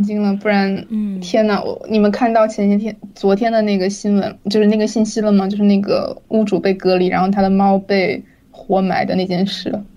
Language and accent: Chinese; Wuhan, Hubei, China; moved away as an adult; also born or lived in Jingzhou / Hong Kong; 我是在金州出生，然后在我小学的时候搬去武汉，然后在我高中毕业之后搬去香港